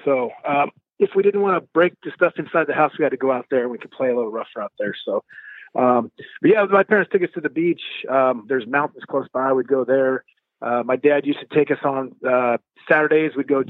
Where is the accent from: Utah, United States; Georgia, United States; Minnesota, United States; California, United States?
California, United States; San Diego; It was fun, you know. Didn't know any different. It's cold if you could see your breath.